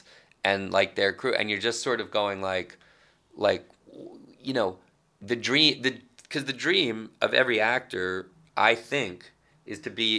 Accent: New York, United States; Like I always felt that, and maybe it's partly like being a New Yorker and never totally buying into being out there or the nature of the things I did.

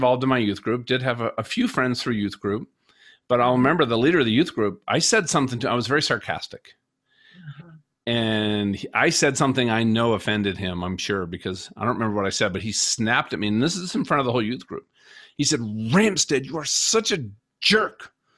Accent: Minnesota, United States; I grew up in Minnesota.

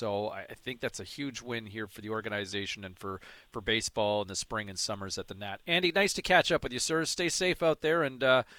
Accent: Ottawa, Ontario, Canada; born or raised there; now in Vancouver, Canada

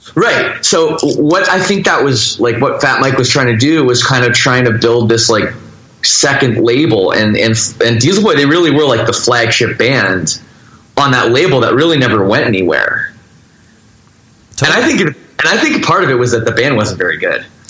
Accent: Toronto, Ontario, Canada; I grew up in the Toronto, Canada suburbs

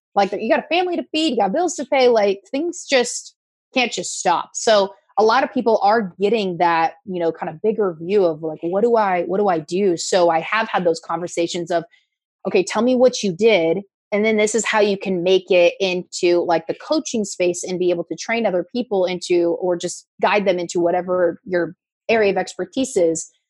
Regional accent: Oregon, United States; moved away as an adult; also born or lived in Newport Beach, California / Eastern Washington; now in Orange County, United States; I was born in Newport Beach um, lived in, grew up in Oregon, uh, did news in Oregon and in Eastern Washington.

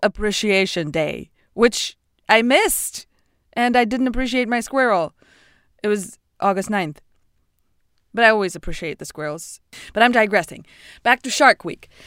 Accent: Moscow, Russia; now in United States; I lived, I grew up in Russia

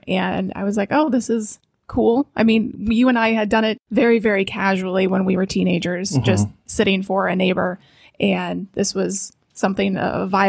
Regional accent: Missouri, United States; And we are both originally from Missouri.

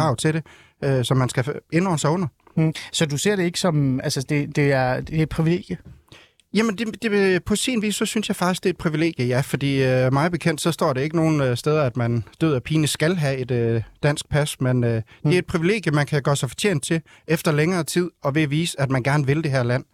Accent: North Jutland, North Denmark Region, Denmark; now in Ringkøbing, Denmark; jeg er født og opvokset i Nordjylland

